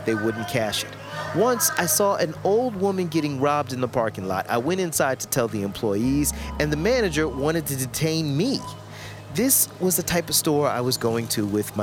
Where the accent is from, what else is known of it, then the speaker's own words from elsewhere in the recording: the South, United States; I grew up in the South